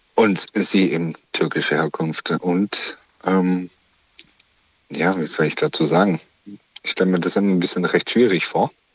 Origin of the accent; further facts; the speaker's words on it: Germany; als Deutscher